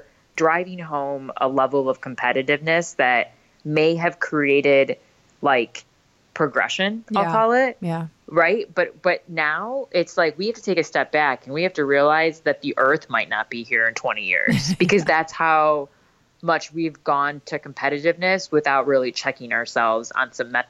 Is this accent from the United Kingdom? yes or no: no; India; I know I'm Indian. And so we're sort of like the original culture, right?